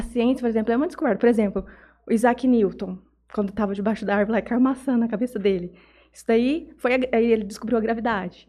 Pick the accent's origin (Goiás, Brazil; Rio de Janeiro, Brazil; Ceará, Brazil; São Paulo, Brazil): São Paulo, Brazil; Jales; also born or lived in Estrela da Barra, Minas Gerais, Brazil; eu nasci em Jales, mas eu fui criada numa vilinha é, chamada Estrela da Barra